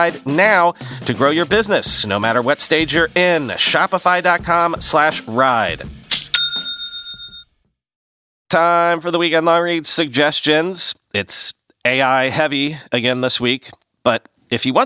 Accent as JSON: {"language": "English", "country": "United Kingdom", "accent": "British", "said": "my British accent"}